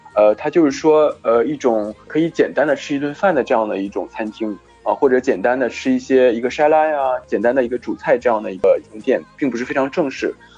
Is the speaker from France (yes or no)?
yes; France; 我们法国人的口语经常会说